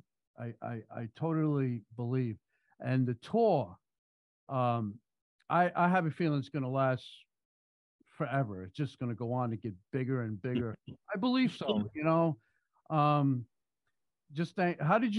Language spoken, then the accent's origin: English; New York, United States; also born or lived in Florida; I'm a New Yorker, so I deal business in New York and California.